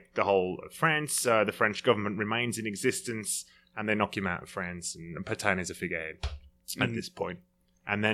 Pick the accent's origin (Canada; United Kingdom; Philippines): United Kingdom; being a Brit